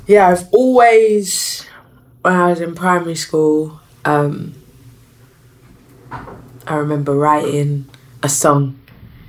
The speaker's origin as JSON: {"language": "English", "region": "London", "country": "United Kingdom", "tie": "born or raised there", "said": "I'm from South London"}